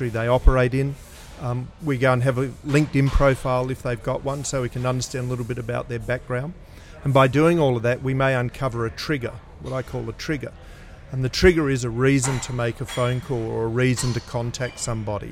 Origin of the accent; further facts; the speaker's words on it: Adelaide, South Australia, Australia; I grew up in a family business. My parents had their own company in Adelaide, and started at the age of 5 cleaning